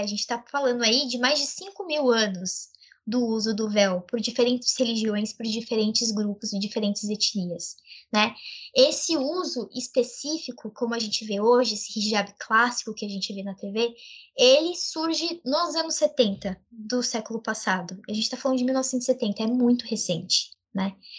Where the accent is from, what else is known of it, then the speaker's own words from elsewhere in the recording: Brazil; Eu e a minha colega Karime, nós somos brasileiras, filhas de árabes muçulmanos, né? Libaneses muçulmanos